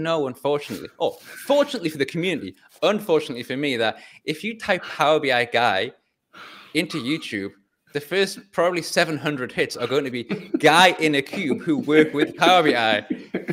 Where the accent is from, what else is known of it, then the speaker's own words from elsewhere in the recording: England, United Kingdom; I'm from England